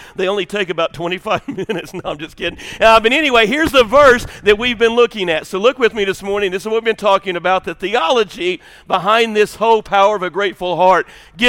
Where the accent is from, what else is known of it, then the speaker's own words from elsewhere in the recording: the South, United States; Me and my family, we're from the South.